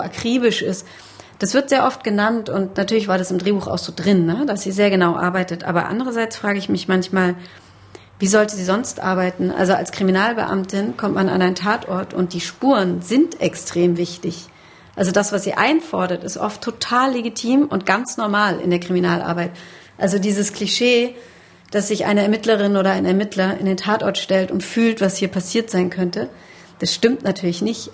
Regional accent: western Germany, Germany; ich bin aus dem Westen

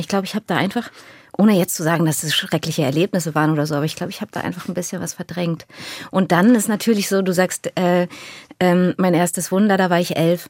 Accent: Berlin, Germany; Ich bin in Deutschland geboren

